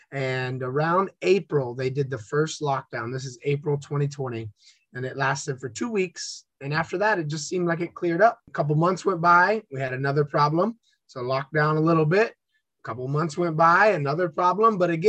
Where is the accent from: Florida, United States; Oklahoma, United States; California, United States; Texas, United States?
Florida, United States; New Smyrna Beach; also born or lived in Orlando; New Smyrna Beach, Florida, and then went to university at the University of Central Florida in Orlando and lived there for about 10 years.